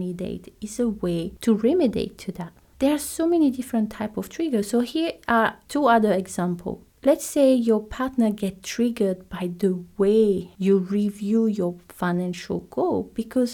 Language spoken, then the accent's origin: English; French Polynesia; moved away; I'm from Tahiti.